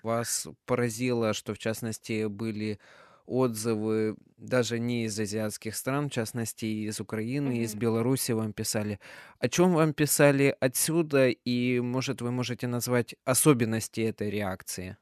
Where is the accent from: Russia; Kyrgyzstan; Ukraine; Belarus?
Kyrgyzstan; moved away; я сам вырос в Кыргызстане, закончил там школу